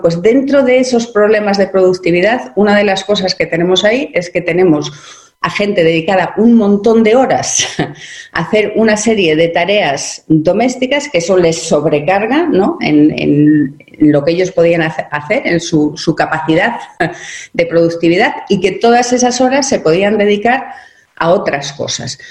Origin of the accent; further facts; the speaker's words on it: Spain; yo soy española